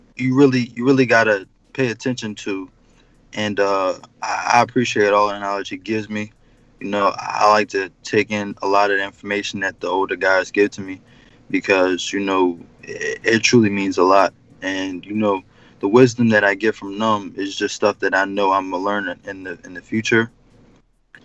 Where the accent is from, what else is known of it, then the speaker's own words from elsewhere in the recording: Philadelphia, Pennsylvania, United States; I'm from West.